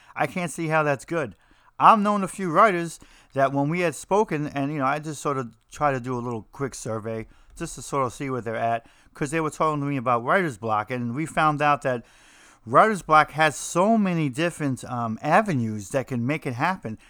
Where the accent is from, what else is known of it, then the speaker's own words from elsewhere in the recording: New Jersey, United States; I'm from New Jersey